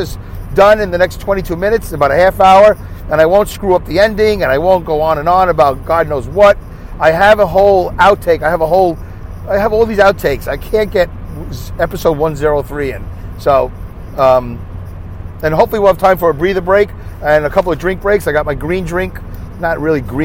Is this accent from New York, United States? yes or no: yes; New York City, New York, United States; accent: Brooklyn; I have a Brooklyn accent